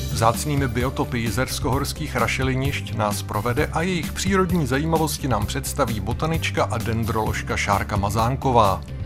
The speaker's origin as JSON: {"language": "Czech", "country": "Czechia", "said": "I u nás v Čechách"}